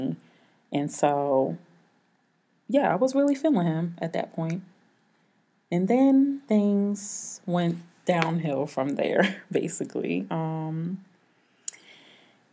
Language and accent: English; Atlanta, Georgia, United States; I'm 32. I'm from Atlanta, Georgia.